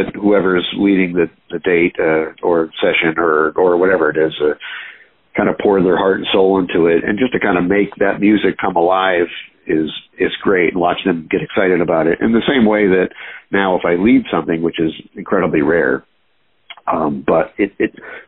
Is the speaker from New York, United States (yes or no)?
yes; Binghamton, New York, United States; now in New York City, United States; I was born in Binghamton, New York, which kind of a middle of nowhere place